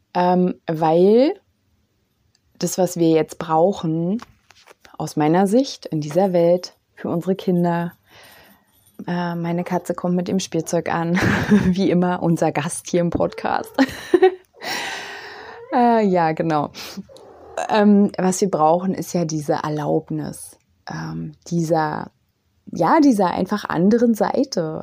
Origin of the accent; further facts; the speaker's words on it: East Germany, Germany; ich bin ja aus dem Osten